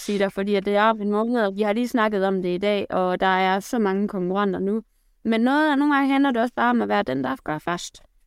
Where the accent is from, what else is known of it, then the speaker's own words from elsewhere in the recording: Aarhus, Central Denmark Region, Denmark; accent: Jutlandic; jeg kommer fra Aarhus. Der er lige lidt jude, det kan I måske høre i løbet af udsendelsen